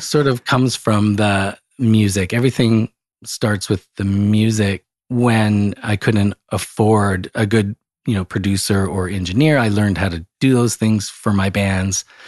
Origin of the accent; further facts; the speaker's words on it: Calgary, Alberta, Canada; where I grew up in Calgary, Alberta, Canada.